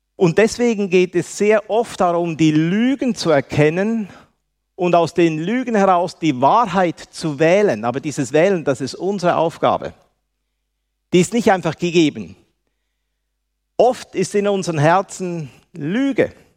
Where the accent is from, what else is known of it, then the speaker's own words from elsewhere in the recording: Switzerland; accent: Swiss German; mein Deutsch ist ein Schweizer Deutsch und nicht wirklich ein, ein, äh, richtiges Deutsch. Aber ich kann so viel sagen, ich bin ein erlöster Schweizer